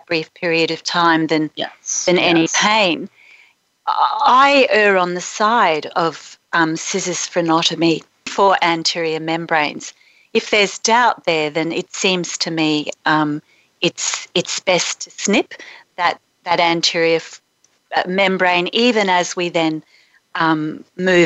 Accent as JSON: {"language": "English", "town": "Brisbane", "region": "Queensland", "country": "Australia", "tie": "born or raised there"}